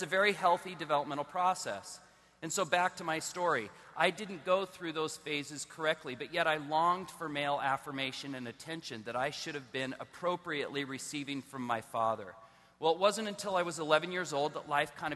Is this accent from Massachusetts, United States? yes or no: no; Southern California, United States; I was born in Southern California. I was raised in a Christian home